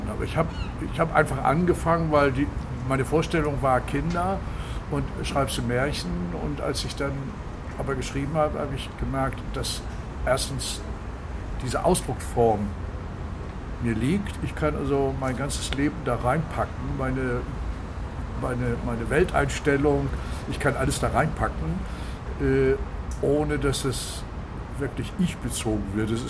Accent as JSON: {"language": "German", "town": "Kiel", "region": "Schleswig-Holstein", "country": "Germany", "said": "ich bin Kieler, wie du eben gesagt hast, durch, durch und durch, aber ich liebe auch andere Meere und ich bin genauso an der Nordsee zu Hause."}